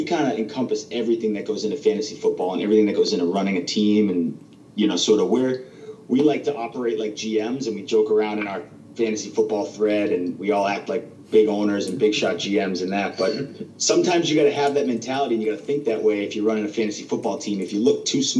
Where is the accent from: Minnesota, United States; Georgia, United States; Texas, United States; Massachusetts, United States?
Massachusetts, United States; Waltham; moved away as an adult; now in Florida, United States; we're both from Boston. Waltham, actually. It's a little town right outside of Boston. We grew up together, and it's where we're from. It's born and raised